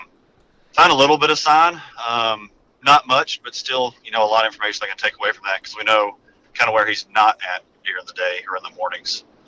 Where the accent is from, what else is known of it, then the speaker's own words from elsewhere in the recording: Arkansas, United States; moved away as an adult; now in Alabama, United States; I'm kind of a transplant. I moved down here to Alabama from Arkansas several years ago just for work.